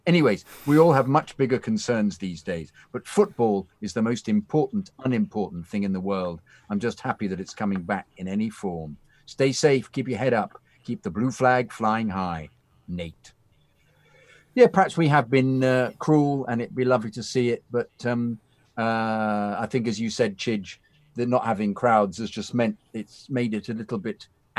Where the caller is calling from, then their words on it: Canada; Nova Scotia, New Scotland. Greetings and salutations from Canada.